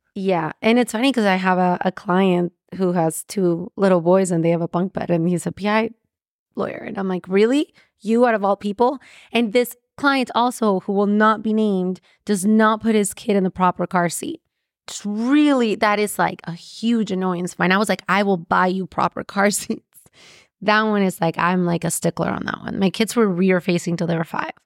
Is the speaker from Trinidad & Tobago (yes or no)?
no; Mexico; I'm from Mexico